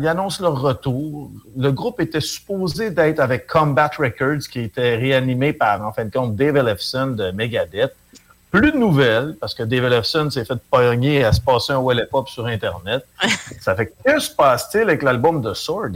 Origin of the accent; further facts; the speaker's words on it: Chicoutimi, Quebec, Canada; je viens de Chicoutimi.